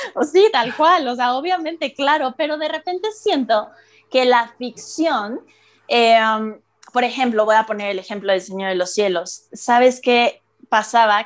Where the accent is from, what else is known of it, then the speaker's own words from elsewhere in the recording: Mexico City, Mexico; yo soy la única de la Ciudad de México